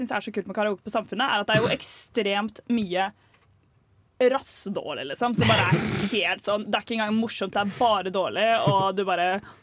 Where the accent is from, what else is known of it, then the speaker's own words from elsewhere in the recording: Oslo, Norway; Jeg er fra Ullern i Oslo, det er grenser til Bærum